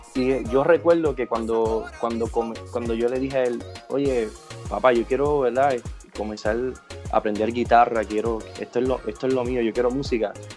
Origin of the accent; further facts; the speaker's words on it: Puerto Rico; soy puertorriqueño, nací en esta hermosa isla